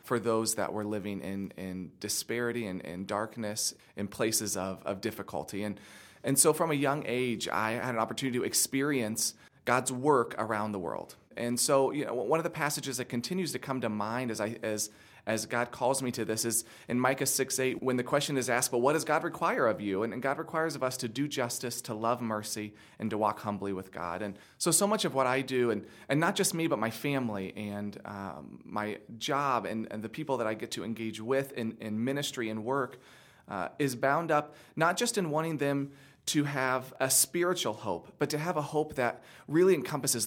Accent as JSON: {"language": "English", "country": "United States", "said": "as an American in the United States"}